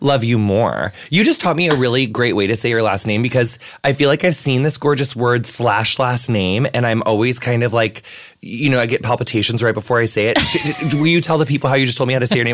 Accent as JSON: {"language": "English", "region": "Illinois", "country": "United States", "said": "I'm from Illinois"}